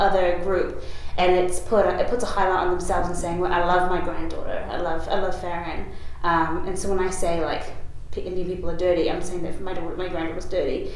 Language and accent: English; Auckland, New Zealand; I was born in New Zealand, in Auckland